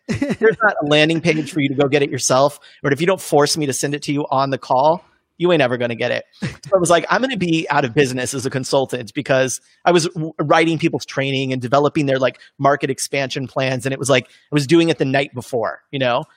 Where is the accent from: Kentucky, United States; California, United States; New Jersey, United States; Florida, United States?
California, United States; now in Los Angeles, United States; I grew up in California-ish